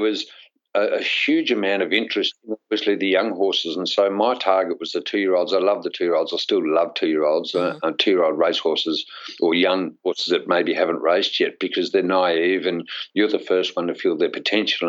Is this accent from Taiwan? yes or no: no; Australia; also born or lived in England; as an Australian